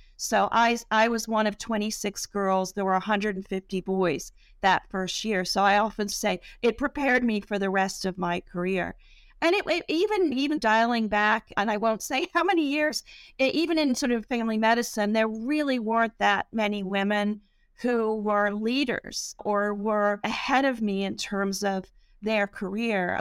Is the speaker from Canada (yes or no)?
no; England, United Kingdom; now in United States; I grew up in England